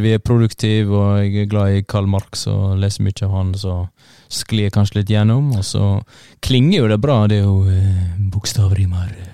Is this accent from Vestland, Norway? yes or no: yes; Førde, Vestland, Norway; jeg er fra litt utafor eh, en liten eh, puslete by som heter Førde